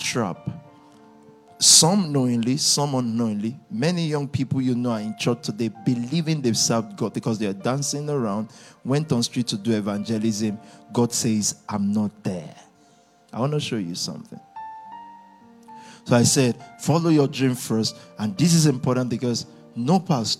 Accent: Nigeria; 1980, I was born in Nigeria

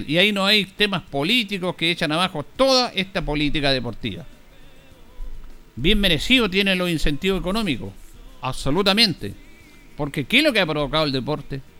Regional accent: Chile; No es entender de que todos somos chilenos, ni valemos más ni menos, independiente de cómo pensemos políticamente, aunque estemos o no estemos en un gobierno. Todos somos chilenos.

